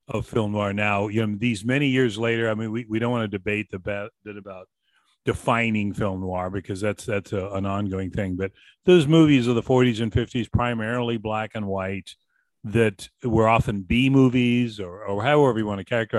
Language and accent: English; Boston, Massachusetts, United States; I grew up in Boston